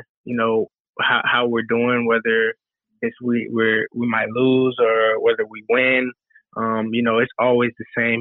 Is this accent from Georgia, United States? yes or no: yes; Roswell, Georgia, United States; moved away as an adult; also born or lived in Alabama; now in New York City, United States; I'm from Roswell. I went to school there.